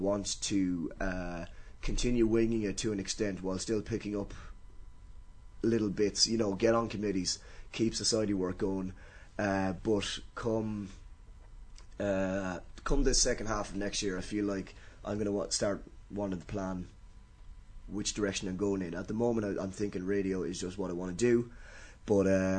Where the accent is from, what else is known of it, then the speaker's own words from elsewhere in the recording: Carlow, Leinster, Ireland; I was from Carlow.